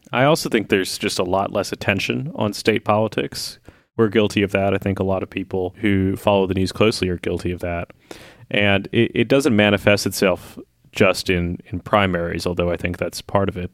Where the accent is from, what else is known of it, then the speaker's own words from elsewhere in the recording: Lexington, Kentucky, United States; now in Washington, United States; Like in Kentucky, where I grew up, uh, I grew up in Lexington, which is a blue island.